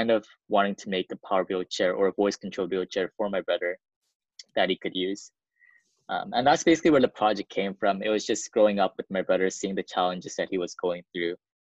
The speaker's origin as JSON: {"language": "English", "country": "South Korea", "said": "So I come from a family of four. We're from South Korea."}